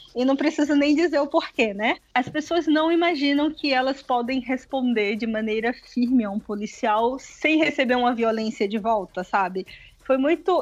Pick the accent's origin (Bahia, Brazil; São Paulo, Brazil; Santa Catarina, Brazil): Bahia, Brazil; Salvador; also born or lived in Paris; eu sou de Salvador